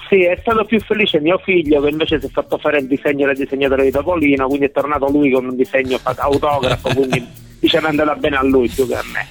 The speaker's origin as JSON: {"language": "Italian", "town": "Messina", "region": "Sicily", "country": "Italy", "moved": "as an adult", "lives_now": "Adrano, Italy", "said": "io sono di Messina originario, però il lavoro mi ha portato qua"}